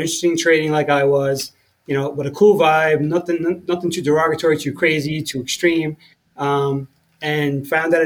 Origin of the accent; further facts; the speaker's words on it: New York City, New York, United States; also born or lived in Long Island; I've lived here my whole life. I was born in Queens, spent a lot of time in the city growing up, and moved out to Long Island when I was, a teenager, and been out here ever since.